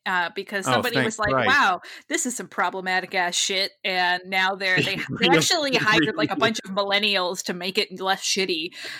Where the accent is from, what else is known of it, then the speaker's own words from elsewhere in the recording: Massachusetts, United States; But when you grow up, I grew up in northeastern Massachusetts, and I never felt the need